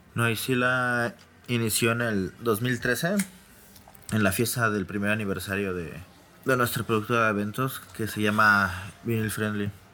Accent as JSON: {"language": "Spanish", "region": "Mexico City", "country": "Mexico", "tie": "born or raised there", "said": "nací en la Ciudad de México, siempre he vivido aquí en la Ciudad de México"}